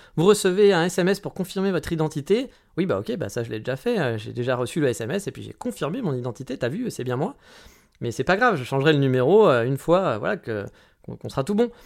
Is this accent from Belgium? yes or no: no; France; now in Japan; en tant que Français